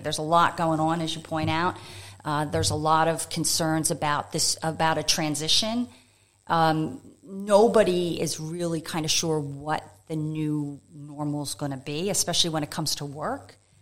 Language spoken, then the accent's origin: English; United States; moved away as an adult; also born or lived in France / Thailand / Japan / Melbourne; now in Adelaide, Australia; you can tell by my accent, I'm originally from the U.S.